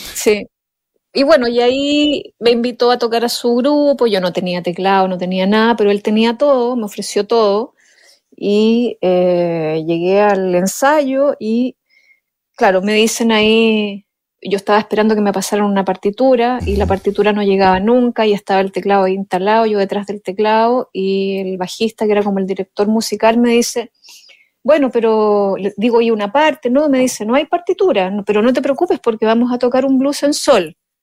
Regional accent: Ancud, Los Lagos, Chile; yo soy de Chiloé, mi padre era arquitecto y chilote, mi familia es toda chilota

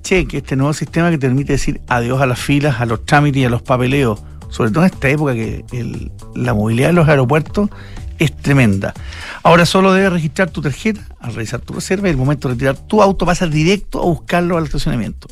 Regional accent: Chile; yo como chileno

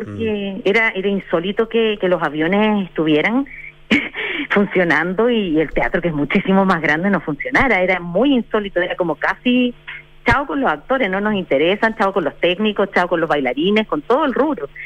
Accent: Chile; nosotros como chilenos

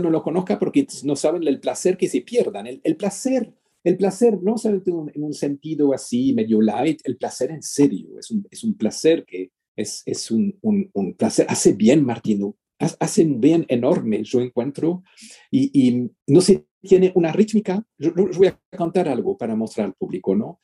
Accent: Switzerland; yo nací en Suiza

